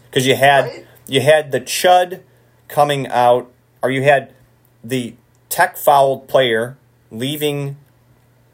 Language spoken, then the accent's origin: English; Dearborn, Michigan, United States; Born and raised in Dearborn, Michigan